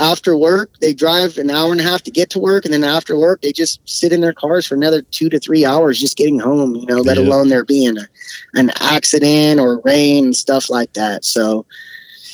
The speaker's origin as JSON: {"language": "English", "area": "Bay Area", "region": "California", "country": "United States", "tie": "born or raised there", "moved": "as an adult", "lives_now": "Sacramento area, United States", "said": "I grew up in the Bay Area. That's where I grew up"}